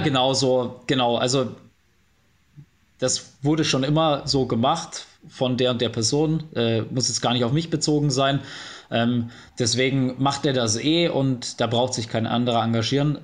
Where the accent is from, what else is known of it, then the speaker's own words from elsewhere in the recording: Bavaria, Germany; moved away as an adult; now in Cologne, Germany; Bayern wird immer meine Heimat bleiben, aber Köln ist auf jeden Fall Wahlheimat geworden